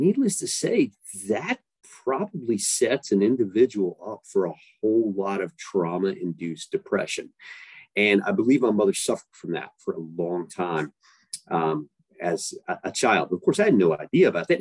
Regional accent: East Tennessee, United States; I grew up in East Tennessee

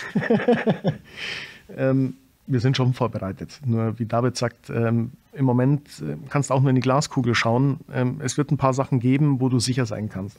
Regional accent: Germany; bei uns in Deutschland

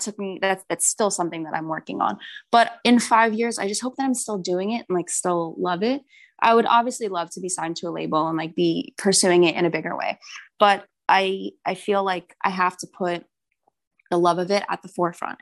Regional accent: New Jersey, United States; moved away as an adult; now in New York, United States; I'm from New Jersey.

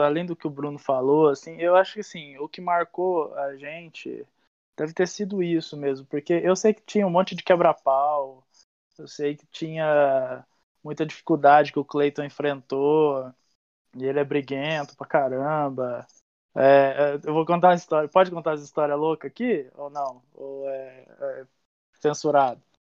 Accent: interior of São Paulo, Brazil; moved away as an adult; also born or lived in Uberaba; a gente não é daqui, né? Meu irmão, a gente é do interior de São Paulo. Eu vim para Uberaba

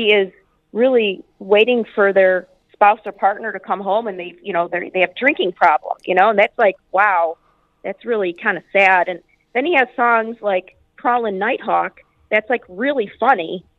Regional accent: Chicago, Illinois, United States; we're both from Chicago

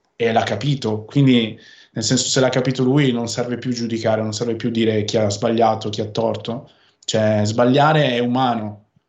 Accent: Veneto, Italy; accent: northern; dove viviamo in Veneto e io sono veneto. Parlo con questo accento del nord

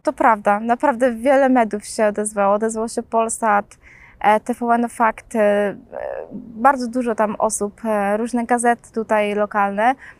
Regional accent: Poznań, Greater Poland, Poland; urodziłam się 28 października w Poznaniu

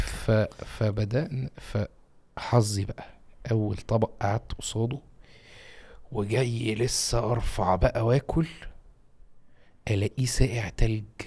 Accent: Egypt; عندنا في مصر

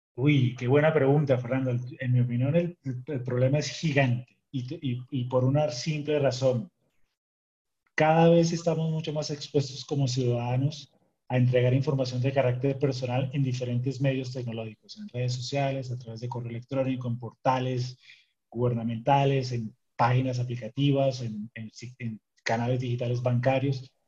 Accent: Colombia; en mi país, en Colombia

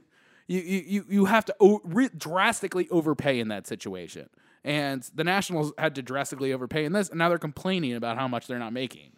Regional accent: Baltimore, Maryland, United States; I'm from Baltimore

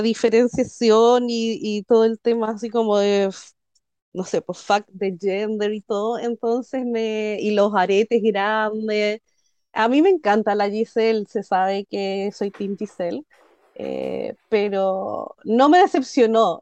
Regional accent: Chile; soy chilena

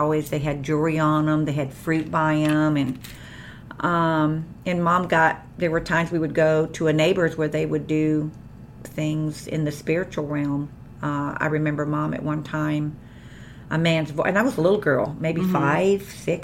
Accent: Columbus, Georgia, United States; also born or lived in Puerto Rico; I was born there in about, I guess I was 6 to 8 months old when we moved to Columbus, Georgia, and that is where I was raised

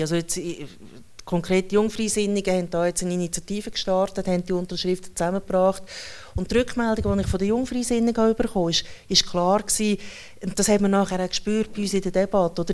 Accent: Schwyz, Switzerland; ich komme dann aus der Innerschweiz, oder? Also ich komme aus dem Kanton, der am allermeisten Nein zu allen Vorlagen sagt

